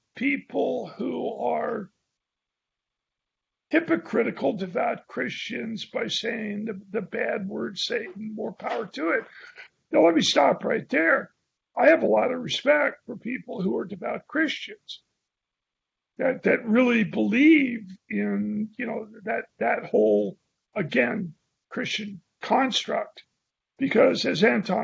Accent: San Francisco, California, United States; I was from San Francisco

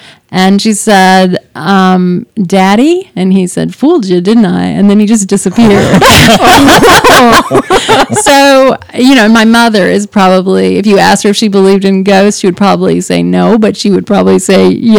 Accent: Wise County, Texas, United States; for me, mostly growing up in Wise County was a pretty happy thing, you know.

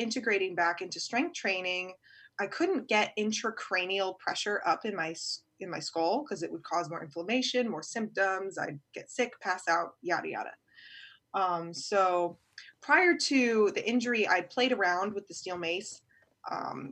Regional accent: Virginia, United States; from Virginia

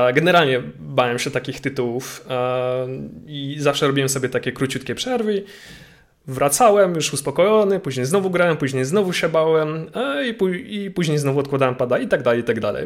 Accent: Łódź, Łódź Voivodeship, Poland; mojej rodzinnej miejscowości, czyli do Łodzi

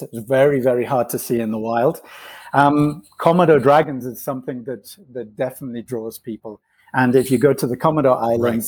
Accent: England, United Kingdom; moved away as an adult; also born or lived in Ghana / Nigeria / Spain / Asia; I was born in England. I grew up, was partly raised in West Africa, in Ghana and Nigeria, then went back to England again.

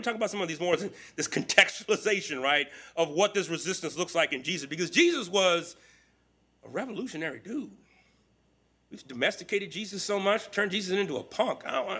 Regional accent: Texas, United States; born there; also born or lived in California; I claim California's home, but I was born in Texas, a small rural community.

